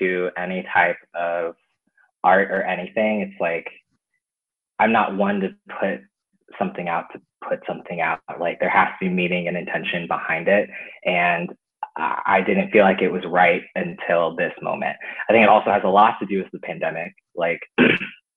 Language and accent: English; Arizona, United States; also born or lived in Monterey, California; moving to the white suburbs of Arizona, where I grew up